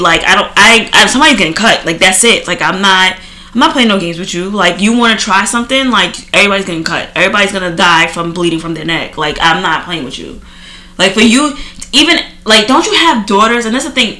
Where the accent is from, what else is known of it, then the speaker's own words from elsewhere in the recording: Trinidad & Tobago; now in United States; growing up in Trinidad. Like we seen a lot of things, and you know, coming to America